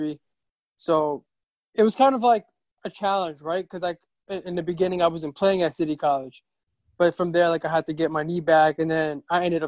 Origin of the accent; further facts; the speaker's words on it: South Brunswick, New Jersey, United States; also born or lived in Queens, New York; I was born in Queens, and then like I moved to South Brunswick, New Jersey. Okay. Around like 6, 7, or 8. I think 8 years old. And then from there, yeah, like grew up in New Jersey